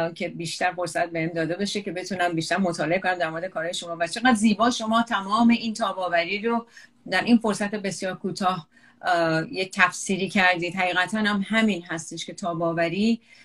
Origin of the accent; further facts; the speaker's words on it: Iran; moved away as an adult; توی ایران بزرگ شده